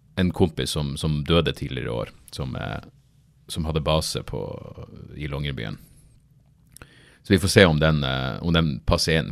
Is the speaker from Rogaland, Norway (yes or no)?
no; Narvik, Nordland, Norway; born or raised there